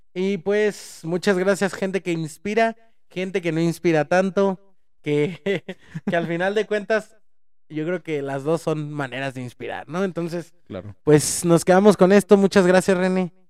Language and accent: Spanish; Mexico; somos mexicanos, hablamos de la de México